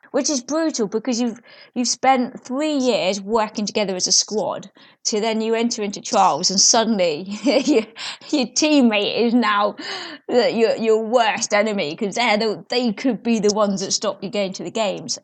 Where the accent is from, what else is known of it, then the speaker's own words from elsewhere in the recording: South Nutfield, South East England, United Kingdom; I grew up in Surrey, um, in, I can't, a little village called South Knotfield